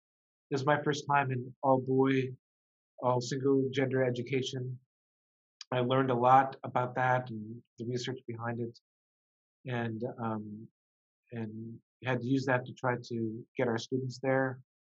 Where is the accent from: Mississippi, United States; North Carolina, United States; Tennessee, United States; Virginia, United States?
Tennessee, United States; Memphis; Sports was a big, very big part of growing up in Memphis